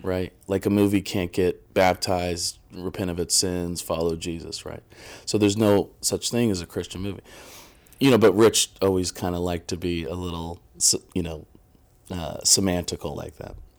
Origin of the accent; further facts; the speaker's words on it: Midwest, United States; I'm from the Midwest and I was born in nineteen eighty